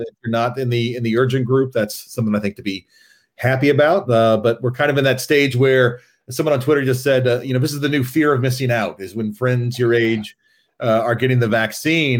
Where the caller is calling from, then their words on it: Princeton, New Jersey, United States; I am calling from Princeton, New Jersey